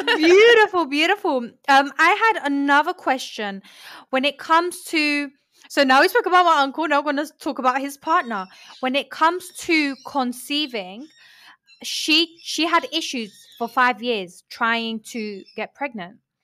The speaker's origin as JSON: {"language": "English", "region": "London", "country": "United Kingdom", "tie": "born or raised there", "also_born_or_lived": "Colombia", "said": "I was born in Colombia and I moved to London. I was raised in London."}